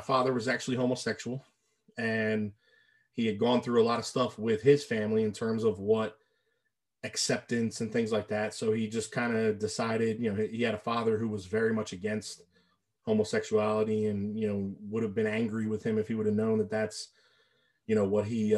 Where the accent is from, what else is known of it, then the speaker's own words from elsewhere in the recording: New Orleans, Louisiana, United States; I was born 1980 in New Orleans, Louisiana